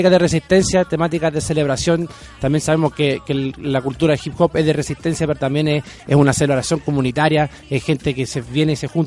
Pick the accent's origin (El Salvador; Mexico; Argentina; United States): United States; Chicago, Illinois; born there; Yo nací en Chicago.